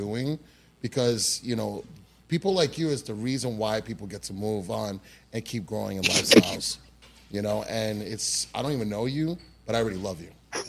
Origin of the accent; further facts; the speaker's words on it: New York, United States; now in Florida, United States; I'm originally from New York. You know, coming from New York to Florida